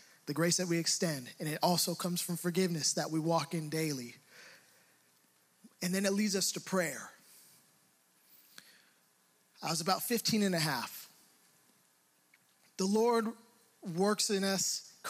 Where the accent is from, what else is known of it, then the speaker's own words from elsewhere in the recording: Hayward, California, United States; growing up in Hayward, I felt like I had to be a tough guy